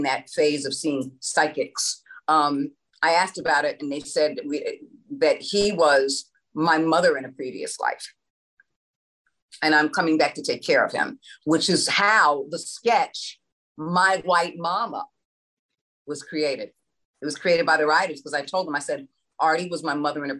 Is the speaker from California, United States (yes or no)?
no; New York City, New York, United States; moved away; I was from the New York area